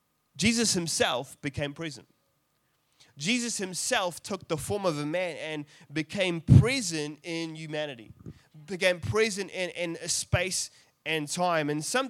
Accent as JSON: {"language": "English", "country": "South Africa", "tie": "born there", "said": "I'm South African by birth, and that was a terrible accent."}